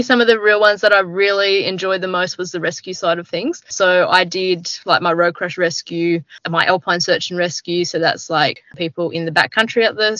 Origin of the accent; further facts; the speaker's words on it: Jindabyne, New South Wales, Australia; also born or lived in Northern Territory; I grew up down in the Snow Mountains, down in New South Wales, in a little seasonal town called Jindabyne